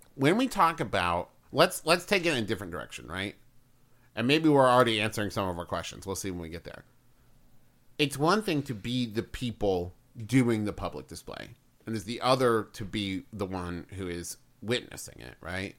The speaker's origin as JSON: {"language": "English", "region": "West Virginia", "country": "United States", "tie": "born or raised there", "moved": "yes", "lives_now": "Ohio, United States", "said": "growing up in West Virginia"}